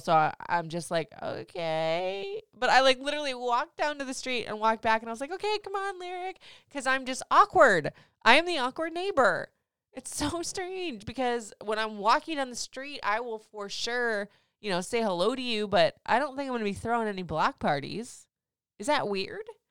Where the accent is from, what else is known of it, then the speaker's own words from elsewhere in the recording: Florida, United States; moved away as an adult; also born or lived in Michigan / Memphis, Tennessee / Nashville, Tennessee / Atlanta, Georgia; now in Frederick, Maryland, United States; I grew up in Florida. I left there when I was, like, twenty-six